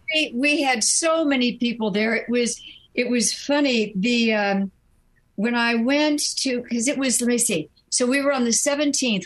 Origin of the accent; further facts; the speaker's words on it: New York, United States; I was born in New York